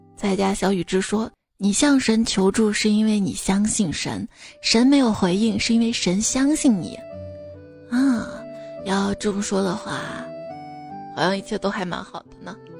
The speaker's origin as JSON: {"language": "Chinese", "region": "Shaanxi", "country": "China", "accent": "Shaanxi dialect", "said": "用我们陕西话说试火一下"}